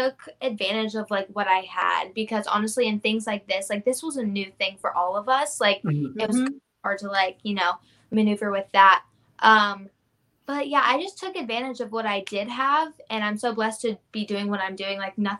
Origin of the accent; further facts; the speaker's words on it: Jacksonville, Florida, United States; It was good. I loved it. Really close to the beach, you know. I'm actually here right now. I'm visiting my mom. But I loved it. I don't know. Like, all my family's here, you know. Like, some of my family's in Fernandina Beach, which is a beautiful area.